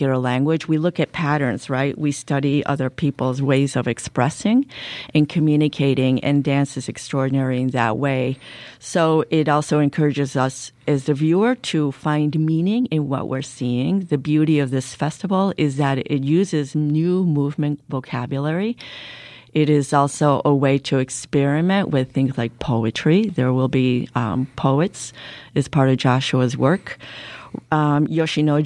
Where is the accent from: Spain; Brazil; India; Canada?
Spain; moved away as an adult; now in Chicago, United States; I'm originally from Spain